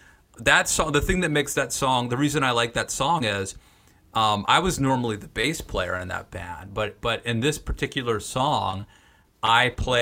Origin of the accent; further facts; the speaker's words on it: Western Maryland, United States; I'm from Western Maryland, between Frederick and Hagerstown, Maryland